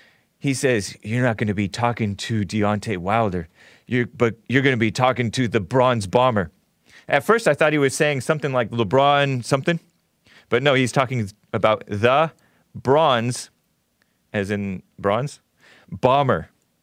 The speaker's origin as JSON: {"language": "English", "country": "Nigeria", "said": "also, I'm Nigerian, so maybe it's my ancestors in me."}